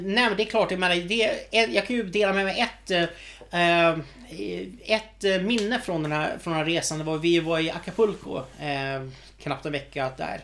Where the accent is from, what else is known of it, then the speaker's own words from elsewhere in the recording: Sweden; vi är svenskar